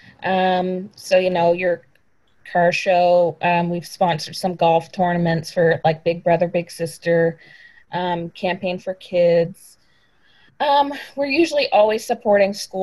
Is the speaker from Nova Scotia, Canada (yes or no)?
yes; Weymouth, Nova Scotia, Canada; now in Annapolis Valley, Canada; I'm not originally from the valley. I grew up in Weymouth, which is in Digby County.